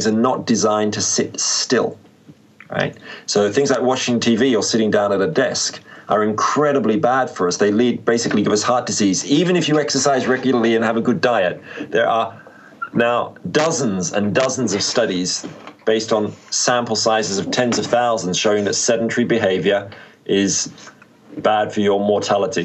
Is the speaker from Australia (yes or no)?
yes; Australia; moved away; I'm from Australia